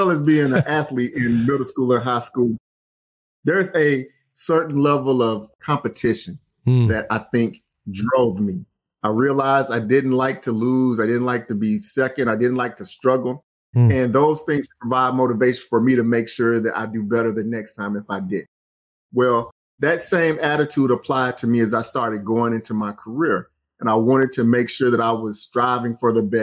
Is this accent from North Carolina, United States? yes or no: no; Alabama, United States; moved away as an adult; also born or lived in Tennessee / Indiana; I grew up in Alabama